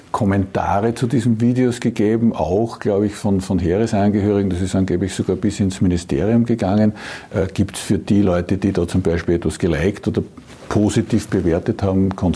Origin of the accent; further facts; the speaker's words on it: Upper Austria, Austria; sage ich jetzt als Oberösterreicher, da wird sich gerade Oberösterreich sehr freuen.